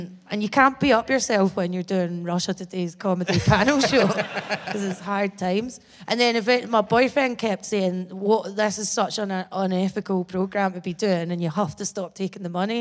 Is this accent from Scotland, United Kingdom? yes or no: yes; Bathgate, Scotland, United Kingdom; It still feels weird being honest that I'm from Bathgate, because I'm used to lying and saying I'm from Edinburgh for years